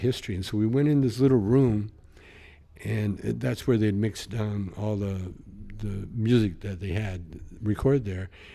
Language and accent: English; the Canadian Prairies, Canada; you grow up like I did in, in the prairies